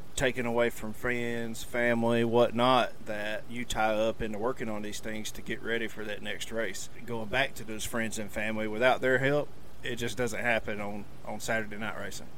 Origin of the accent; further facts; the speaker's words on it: Kinston, Alabama, United States; raised in Kinston, Alabama. Live there now